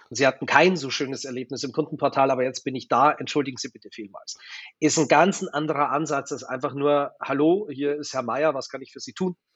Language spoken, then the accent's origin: German; Germany; Ich war halt ein Deutscher, der in Wien war.